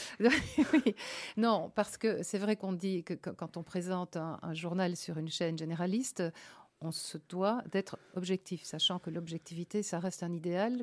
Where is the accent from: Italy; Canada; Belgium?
Belgium; Liège province, Wallonia; moved away as an adult; also born or lived in Province of Antwerp / Luxembourg / Brussels; je suis née, je suis à Baleine. C'est près de Meaux et donc près d'Anvers. Jusqu'à cinq 5 ans, j'étais à l'école